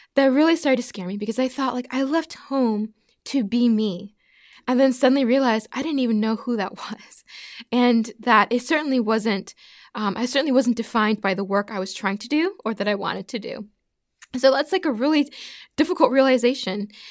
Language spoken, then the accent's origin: English; Pittsfield, Massachusetts, United States; also born or lived in Prince Edward Island / Alaska / Birmingham / Nashville; now in Texas, United States; I'm from Massachusetts. Yeah, I grew up in Pittsfield, so that's more like Western Mass